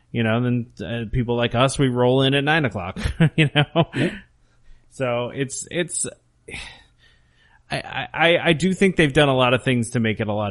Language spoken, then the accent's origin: English; Canada